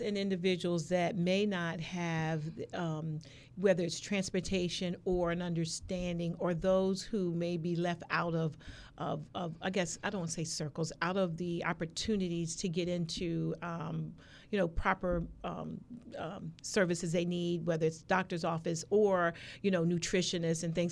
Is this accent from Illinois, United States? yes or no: no; Maryland, United States; also born or lived in California; now in Norfolk, United States; I was originally from Maryland